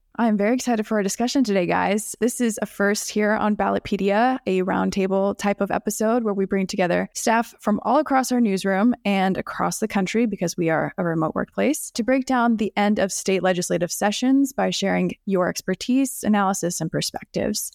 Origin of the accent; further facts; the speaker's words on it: Texas, United States; I'm from Texas